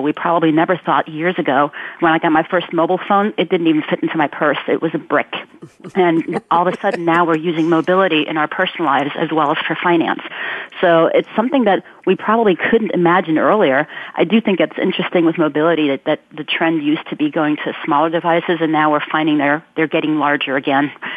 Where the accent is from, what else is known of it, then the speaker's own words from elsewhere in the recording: Ulm, Baden-Württemberg, Germany; moved away; I'm originally from Germany and Albert Einstein is from my hometown